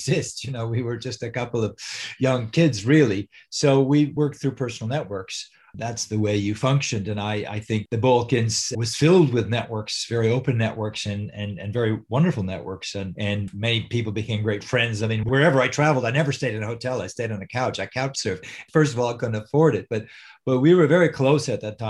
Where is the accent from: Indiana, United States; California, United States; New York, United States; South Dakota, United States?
New York, United States; moved away; I'm from New York